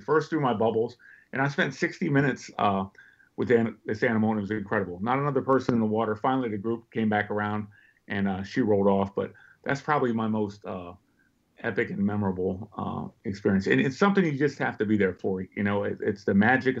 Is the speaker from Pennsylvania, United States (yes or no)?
yes; Pittsburgh, Pennsylvania, United States; now in Northern Virginia, United States; I was born and raised in Pittsburgh